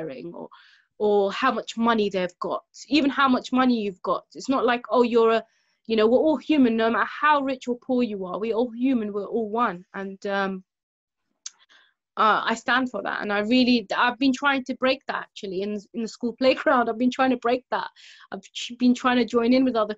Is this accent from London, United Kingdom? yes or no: yes; London, United Kingdom; growing up in London